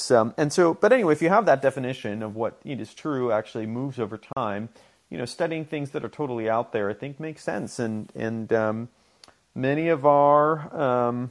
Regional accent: Israel; moved away; I spent my years growing up in Orthodox Israel

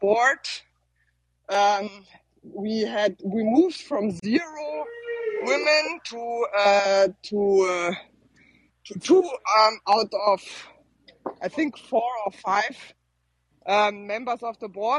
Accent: Germany; I'm from Germany

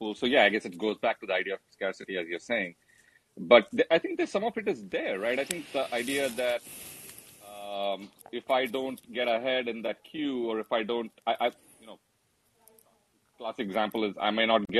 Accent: India; moved away; growing up in India, then heading out to other parts of the world

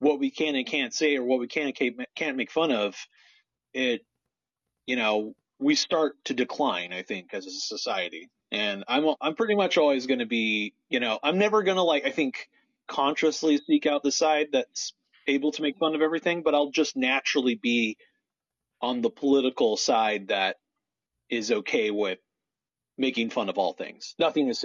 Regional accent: Portland, Oregon, United States; Portland's my hometown, if anyone didn't know. And I used to like on the weekends play in like all the fountains in downtown Portland

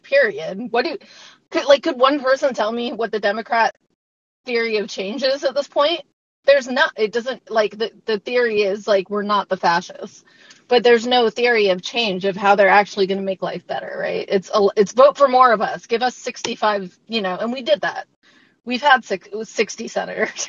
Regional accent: United States; also born or lived in England; I'd admit that I was American to people and not Canadian

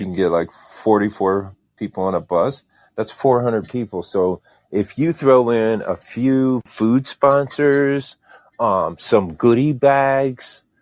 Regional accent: Indiana, United States; now in Saint Petersburg, United States; I'm from Indiana. I, I live in, uh, Saint Petersburg, Florida now

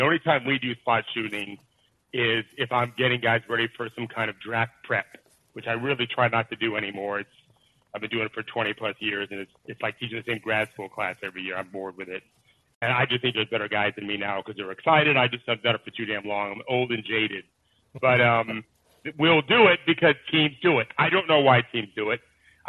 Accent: Detroit, Michigan, United States; I'm from Detroit.

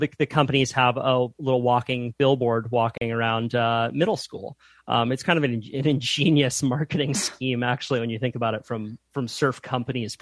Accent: Santa Cruz, California, United States; I grew up in Santa Cruz, California, which is sort of a surf mecca

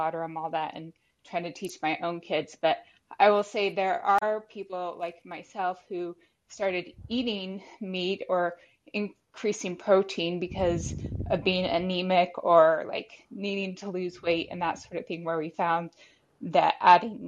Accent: Texas, United States; moved away; I'm from Texas originally

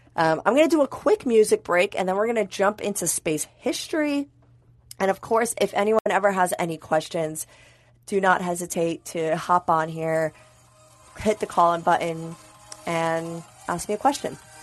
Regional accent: United States; accent: American; my crazy American accent

